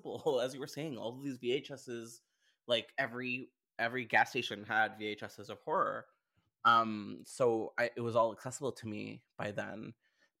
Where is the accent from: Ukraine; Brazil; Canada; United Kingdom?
Canada; I'm Canadian